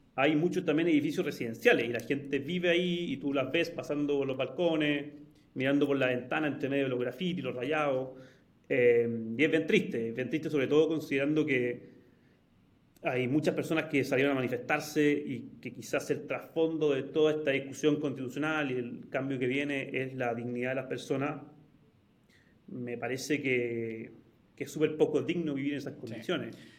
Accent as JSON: {"language": "Spanish", "town": "Santiago", "region": "Santiago Metropolitan Region", "country": "Chile", "said": "como muchísimos chilenos y muchísimos santiaguinos, eh, me pegó harto ver la violencia en las calles"}